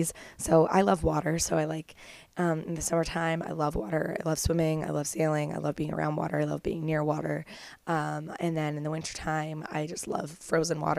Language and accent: English; Kemmelford, Ontario, Canada; moved away as an adult; now in Toronto, Canada; There's just a lot of people in my house in Kemmelford